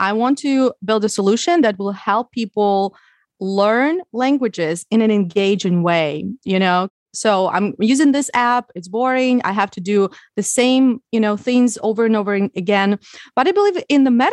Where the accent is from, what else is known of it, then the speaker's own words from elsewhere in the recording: Ukraine; English is a second language; moved away as an adult; also born or lived in Odessa; now in Miami, United States; I am originally from Ukraine, now reside in Miami.